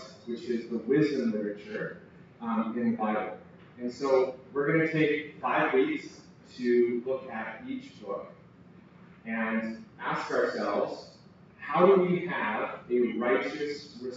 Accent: United States; moved away; I'm originally from the States

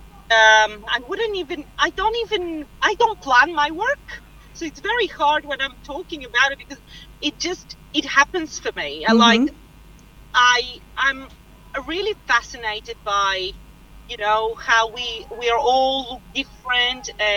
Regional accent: Bulgaria; moved away; I was mentored by a renowned artist in my country because I'm originally from Bulgaria

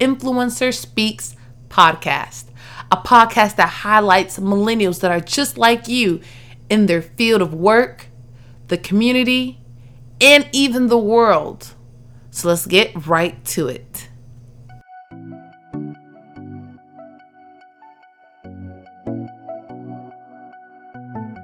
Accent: South Suburbs of Chicago, Illinois, United States; I claim Chicago, but I'm really from the South Suburbs

